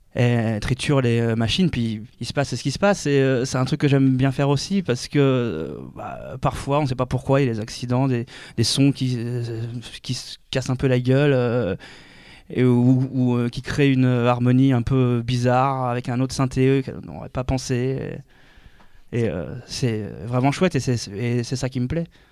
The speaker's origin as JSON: {"language": "French", "town": "Orléans", "region": "Centre-Val de Loire", "country": "France", "lives_now": "Tours, France", "said": "je vis à Tours, je viens de Orléans"}